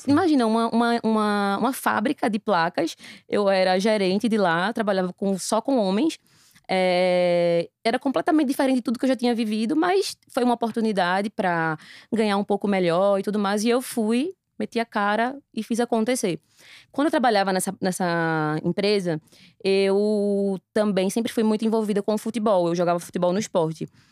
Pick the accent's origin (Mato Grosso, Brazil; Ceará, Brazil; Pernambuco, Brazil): Pernambuco, Brazil; Recife; Eu tenho 32 anos, sou recifense.